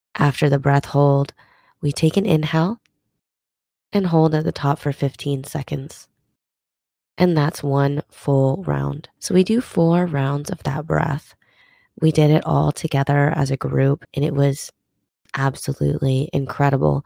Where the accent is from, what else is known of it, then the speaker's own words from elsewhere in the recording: Minnesota, United States; now in Texas, United States; I'm originally, well, not originally, guess I moved there when I was eight, but I'm from Minnesota